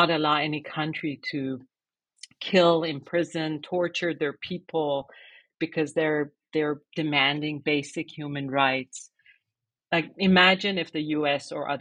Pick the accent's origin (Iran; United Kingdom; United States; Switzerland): Iran; Tehran, Tehran Province; moved away; I was born in 69 in Tehran.